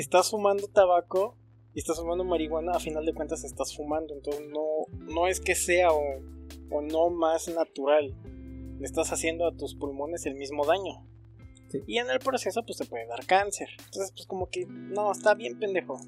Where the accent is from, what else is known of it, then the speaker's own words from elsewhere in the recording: Mexico; como mexicanos